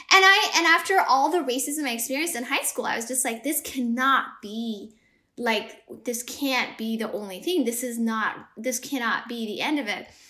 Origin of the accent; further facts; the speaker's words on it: Ethiopia; moved away; I grew up in Ethiopia